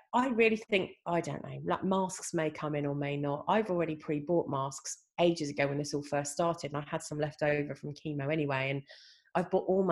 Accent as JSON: {"language": "English", "region": "England", "country": "United Kingdom", "said": "I'm only second generation English on her side and third generation on the other"}